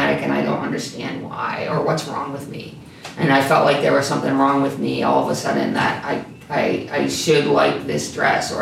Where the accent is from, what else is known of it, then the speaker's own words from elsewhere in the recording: Salamanca, New York, United States; also born or lived in Hinsdale, New York; I grew up in Hinsdale, New York. My first school was a K-12 school. It's still a K-12 school. And then in the third grade, we moved to the big city of Salamanca